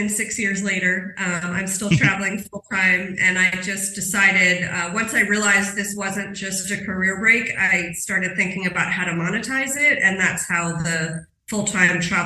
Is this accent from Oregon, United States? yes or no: no; New York City, New York, United States; moved away as an adult; I'm from New York City